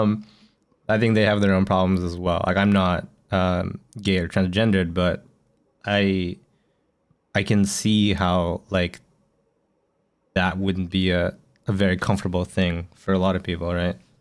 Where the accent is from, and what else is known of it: Canada; now in Japan